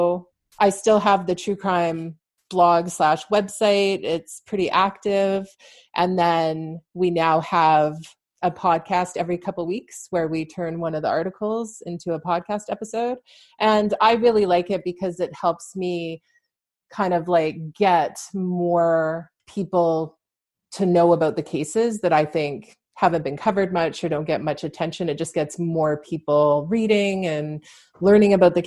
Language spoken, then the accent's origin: English; Vancouver, British Columbia, Canada; moved away as an adult; now in London, Canada